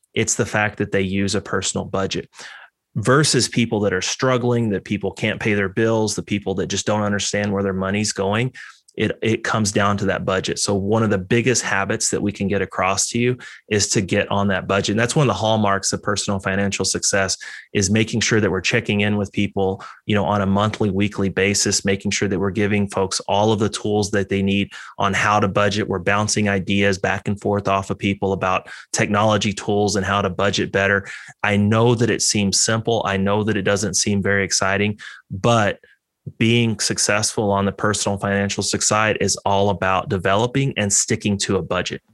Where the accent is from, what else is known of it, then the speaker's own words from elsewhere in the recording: Texas, United States; moved away; I grew up in Texas.